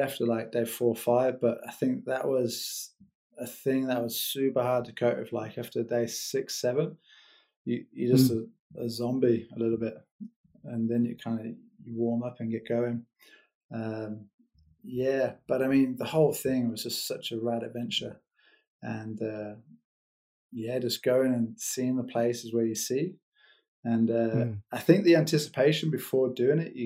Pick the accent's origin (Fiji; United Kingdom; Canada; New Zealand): New Zealand; first language English; now in Switzerland; the native tongue. Just kind of like the banter, the Kiwi banter